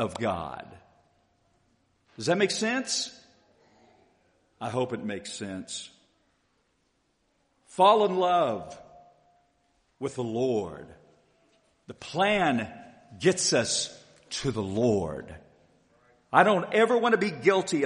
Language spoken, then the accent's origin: English; Haysville, Kansas, United States; when I was a little boy growing up in Hayesville, Kansas